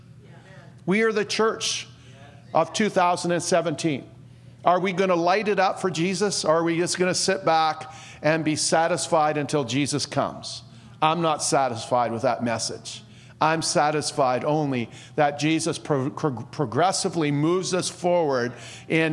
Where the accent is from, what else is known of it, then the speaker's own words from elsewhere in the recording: Chilliwack, British Columbia, Canada; I was born in Chilliwack